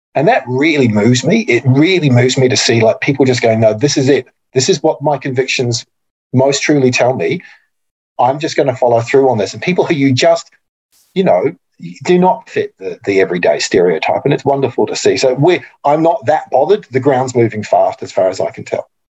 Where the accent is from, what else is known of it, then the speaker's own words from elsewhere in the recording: New Zealand; now in Australia; I'm also a New Zealander